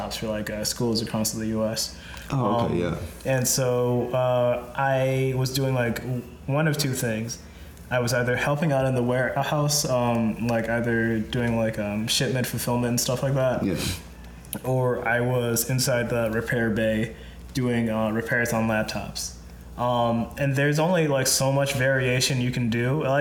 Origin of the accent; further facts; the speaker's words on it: Minnesota, United States; We're originally from Minnesota